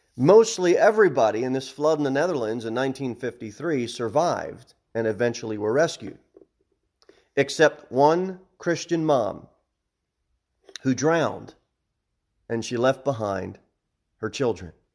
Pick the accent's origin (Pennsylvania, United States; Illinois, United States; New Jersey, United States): New Jersey, United States; moved away; I'm from, I'm from New Jersey